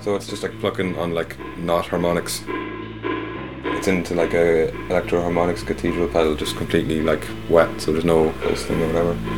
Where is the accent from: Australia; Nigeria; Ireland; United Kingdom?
Ireland; Dundalk, Leinster; I'm from Dundalk.